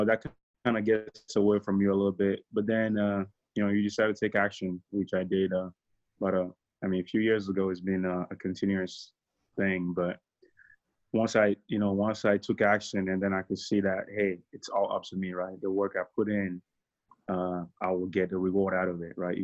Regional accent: Togo; moved away as an adult; now in United States; I'm from Togo in West Africa, for you all don't know. I speak French.

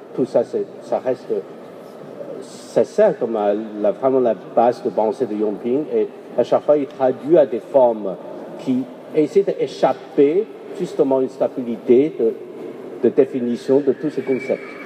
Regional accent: Guangzhou, Guangdong, China; chez moi, à Canton

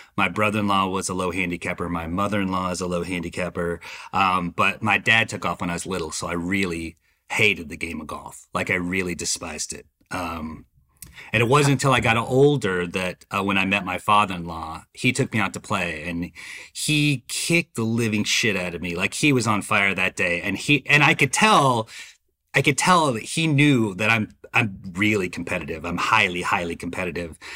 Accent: Dallas, Texas, United States; moved away as an adult; also born or lived in Savannah; now in Atlanta, United States; I'm from Dallas, Texas. Uh, I grew up, uh, you know, the youngest, uh, uh, uh, the youngest boy in a Mexican-American family

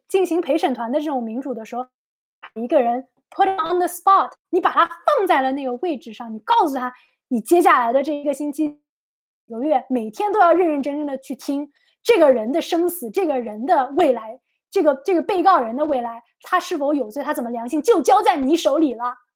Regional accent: China; 作为中国人

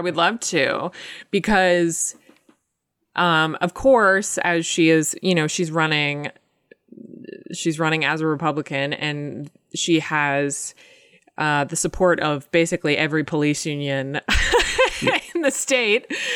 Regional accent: Medfield, Massachusetts, United States; I'm from, uh, Medfield, Massachusetts

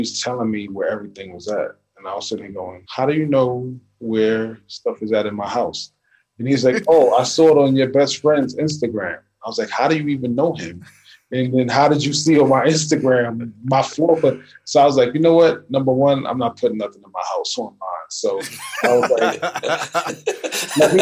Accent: New York City, New York, United States; I'm a kid that grew up in the 80s in New York with the hip hop

